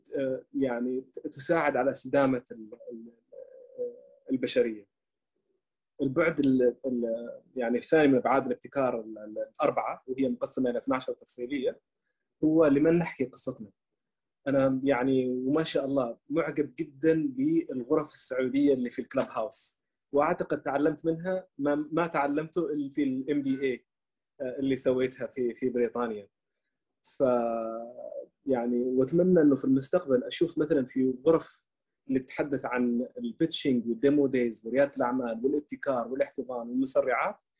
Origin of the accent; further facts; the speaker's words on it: Oman; first language Arabic; نحن في عندنا في عمان